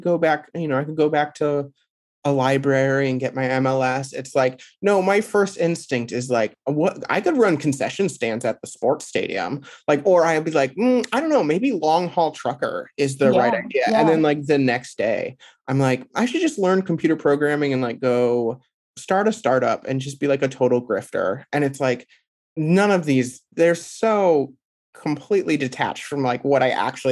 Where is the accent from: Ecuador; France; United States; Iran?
United States; Midwest; being a Midwesterner